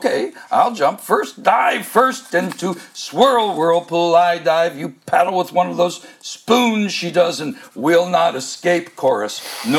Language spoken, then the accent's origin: English; Kentucky, United States; also born or lived in La Follette, Tennessee; I say I'm from Kentucky. You pick where you're from, right? And I'm from Kentucky.